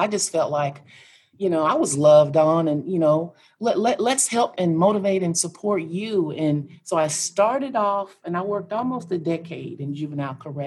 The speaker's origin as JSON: {"language": "English", "region": "Kansas", "country": "United States", "tie": "born or raised there", "said": "I am from Kansas. And so I grew up in a little bitty town in Kansas"}